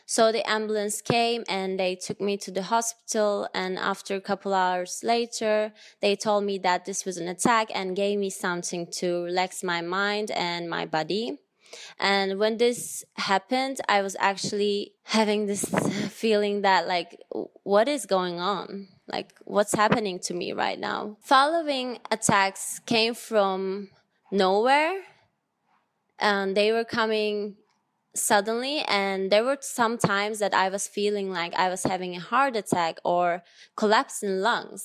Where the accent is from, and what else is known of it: Turkey; moved away as an adult